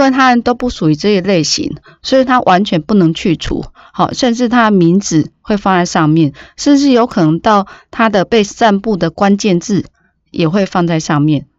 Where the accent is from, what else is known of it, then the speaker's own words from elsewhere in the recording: Taiwan; 我们台湾